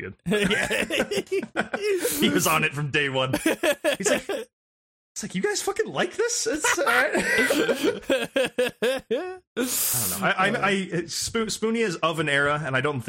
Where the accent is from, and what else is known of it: Santa Monica, California, United States; born or raised there